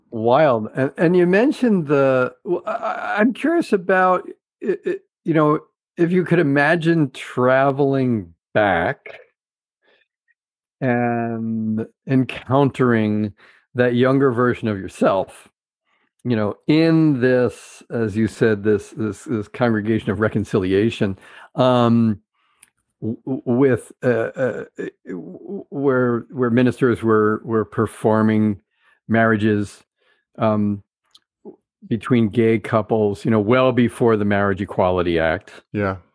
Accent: Tucson, Arizona, United States; moved away as an adult; now in Seattle, United States; Well, I grew up in Tucson, Arizona.

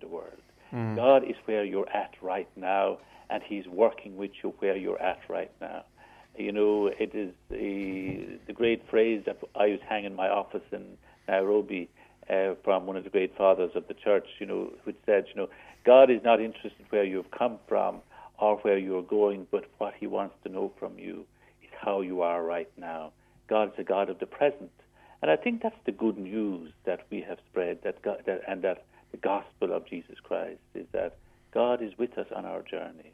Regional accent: Foynes, Munster, Ireland; also born or lived in Monamolin; Spent most of my life up to 18 years of age in the Shanagolden Parish

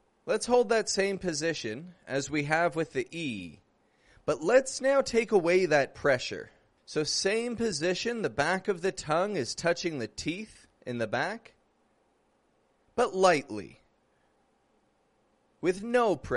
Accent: Toronto, Ontario, Canada; now in Mexico; I'm from Canada. I'm from Toronto. I do live in Mexico

